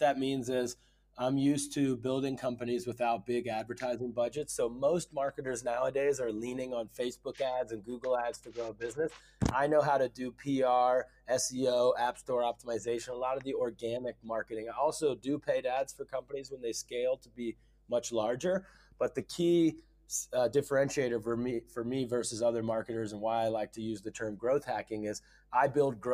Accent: Ohio, United States; moved away as an adult; also born or lived in Dubai / Silicon Valley; I grew up in a small town in Ohio

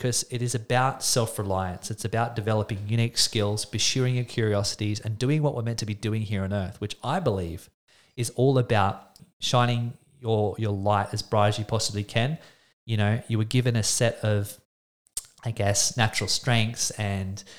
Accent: Australia; I'm an Australian man

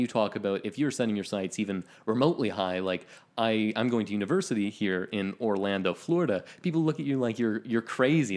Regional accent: Ontario, Canada; born or raised there

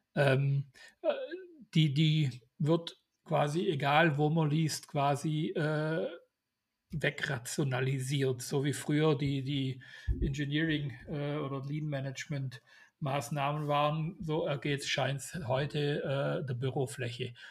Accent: Swabia, Germany; Ich bin Schwabe

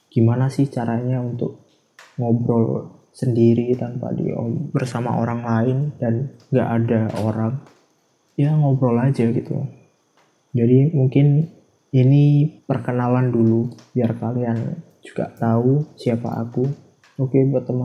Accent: Java, Indonesia; soalnya ya emang aku dari Jawa anak

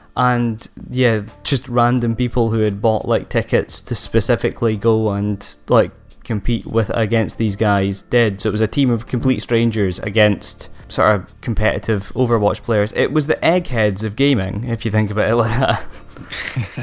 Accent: Aberdeen, Scotland, United Kingdom; accent: Doric; Five Game Studios based in Aberdeen, my hometown

